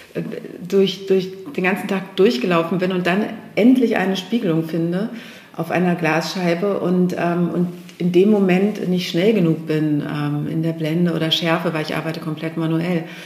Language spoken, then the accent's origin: German; Steinhude, Lower Saxony, Germany; also born or lived in Hanover; Hannover ist meine Heimat, das Steinhuder Meer ist meine Heimat. Ich sage immer Urheimat